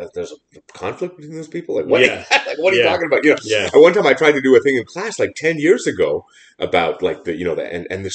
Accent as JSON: {"language": "English", "town": "Toronto", "region": "Ontario", "country": "Canada", "tie": "born or raised there", "moved": "yes", "lives_now": "Montreal, Canada", "said": "I grew up in Toronto"}